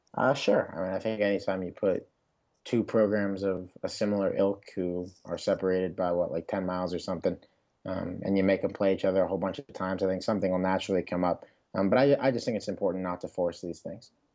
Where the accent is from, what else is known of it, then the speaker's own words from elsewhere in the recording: Pittsburgh, Pennsylvania, United States; my hometown N F L team